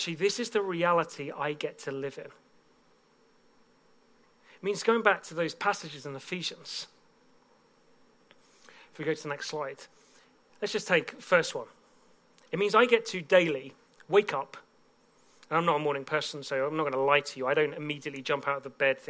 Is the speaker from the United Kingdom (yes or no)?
yes; Bedford, East of England, United Kingdom; a church in my hometown of Bedford